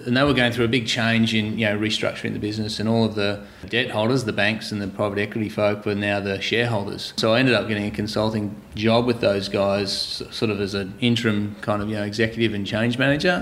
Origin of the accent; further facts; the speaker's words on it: Torquay, Victoria, Australia; I was brought up here in Torquay